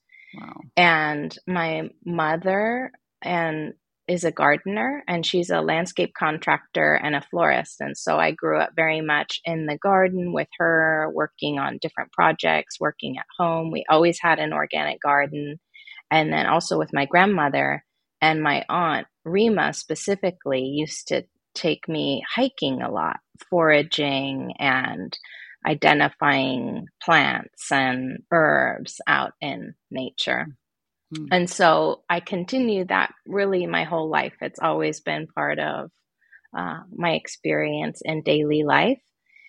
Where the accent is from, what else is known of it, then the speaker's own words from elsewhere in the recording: Santa Barbara, California, United States; I grew up in Santa Barbara with a background very much in living in a more wild landscape, very close to nature, and spent a lot of time outside.